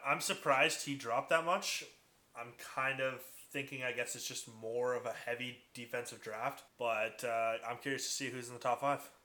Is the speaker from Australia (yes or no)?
no; Port Coquitlam, British Columbia, Canada; I grew up in Poco.